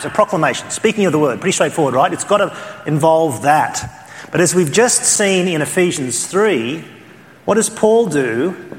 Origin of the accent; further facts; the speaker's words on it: Australia; accent: Australian; my Australian accent